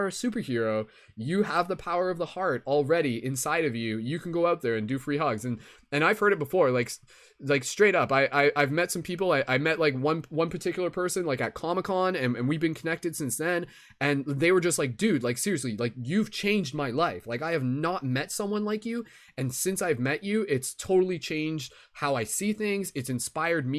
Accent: London, Ontario, Canada; my hometown of London, Ontario, Canada

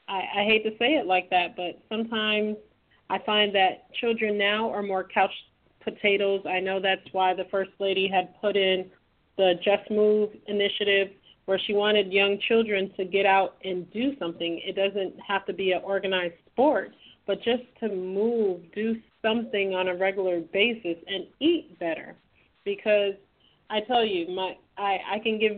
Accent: Trinidad & Tobago; moved away; my home country of Trinidad.

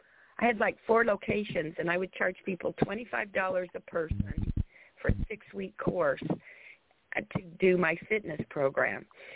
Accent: Salt Lake City, Utah, United States; I'm from Salt Lake City, Utah.

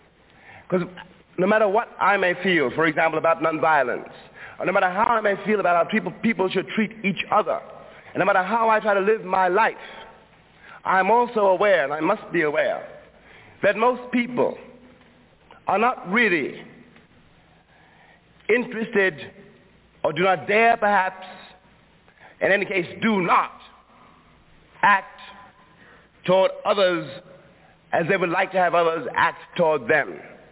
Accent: New York City, New York, United States; born or raised there

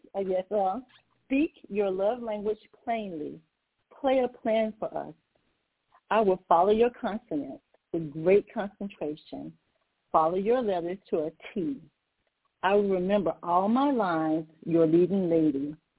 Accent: Natchitoches, Louisiana, United States; now in Maryland, United States; I'm a native of Natchitoches, Louisiana.

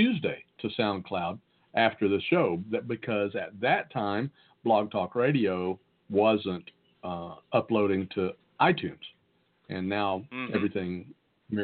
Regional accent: the South, United States; accent: Southern; my great Southern accent

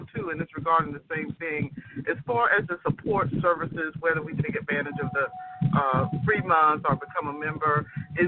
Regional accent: Jacksonville, Florida, United States; I'm actually from Jacksonville, Northeast Florida

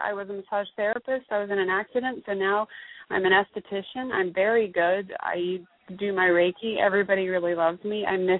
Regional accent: Jacksonville, Florida, United States; also born or lived in Portland / San Francisco Bay Area; I'm from Jacksonville, but I was living out in Portland, which I love

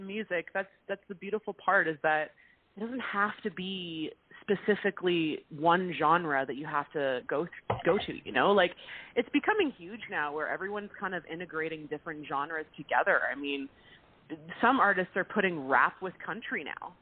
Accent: Vancouver, British Columbia, Canada; It's my home. It's my hometown, and there's always going to be a special place for Vancouver.

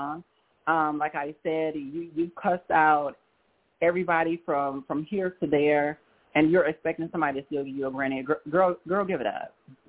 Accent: Chicago, Illinois, United States; I'm from Chicago

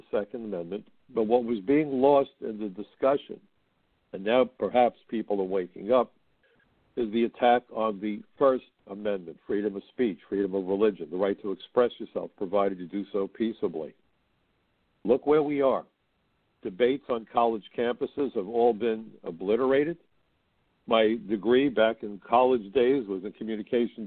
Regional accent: New York, United States; my hometown of New York.

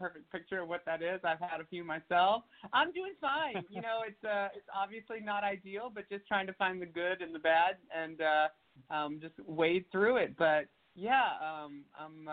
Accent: Tennessee, United States; moved away; go back to my home state

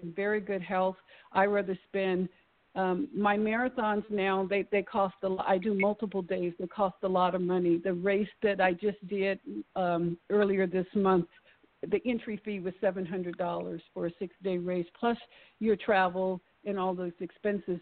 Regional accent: East Palo Alto, California, United States; I grew up in East Palo Alto, which is near Stanford University

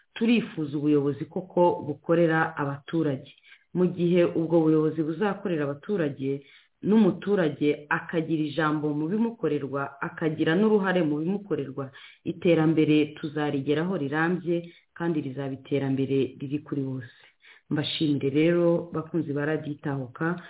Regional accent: Rwanda; twese turi abanyarwanda

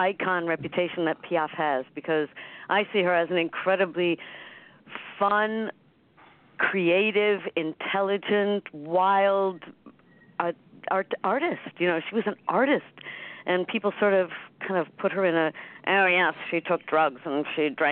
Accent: Cleveland, Ohio, United States; I'm a Cleveland girl, too. I'm from Cleveland.

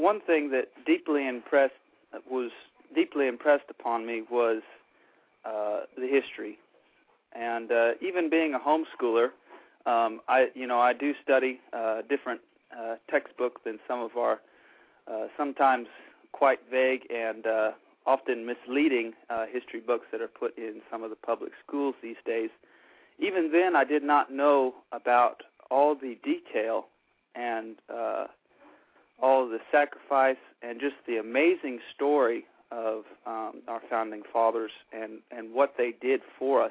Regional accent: Corpus Christi, Texas, United States; I come from Nueces County around the Corpus Christi area of Texas

